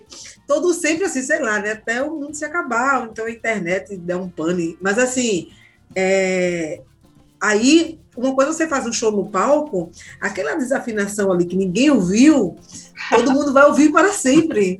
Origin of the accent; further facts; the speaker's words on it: Jardim São Paulo, Pernambuco, Brazil; eu sou de Jardim São Paulo, eu conheço minhas pessoas, né, os amigos, tudo de periferia